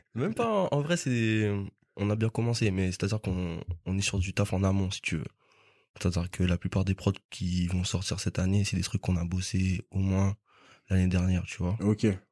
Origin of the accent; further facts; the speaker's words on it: Guadeloupe; moved away as an adult; now in France; je me souviens juste avant de venir en France parce que de base je viens de Guadeloupe